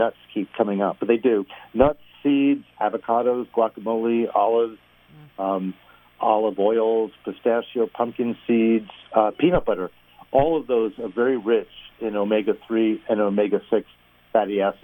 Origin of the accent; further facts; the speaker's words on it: New York, United States; accent: New York; moved away as an adult; now in Los Angeles, United States; I'm from New York